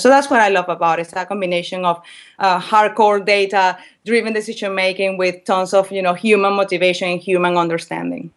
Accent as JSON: {"language": "English", "town": "Valencia", "region": "Carabobo", "country": "Venezuela", "also_born_or_lived": "England", "moved": "as an adult", "said": "I'm from Venezuela, a city, from a city called Valencia"}